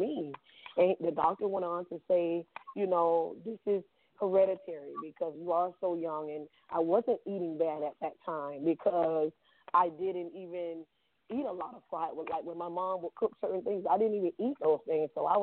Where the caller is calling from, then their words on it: Boynton Beach, Florida, United States; I'm calling from Boynton Beach, Florida.